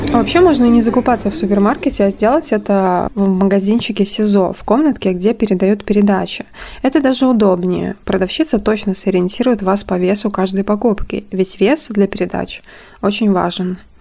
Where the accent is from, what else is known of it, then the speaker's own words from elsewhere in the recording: Brest Region, Belarus; я упоминала, что родом из Брестской области